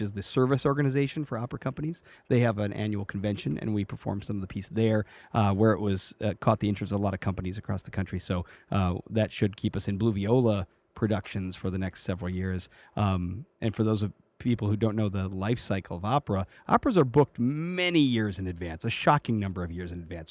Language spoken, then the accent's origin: English; Chicago, Illinois, United States; moved away as an adult; I am from Chicago or Chicagoland. I'm from from the south suburbs